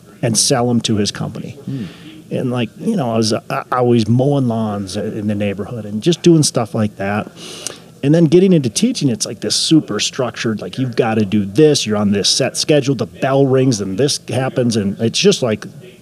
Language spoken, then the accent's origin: English; Minneapolis, Minnesota, United States; I'm from the Twin Cities, Minnesota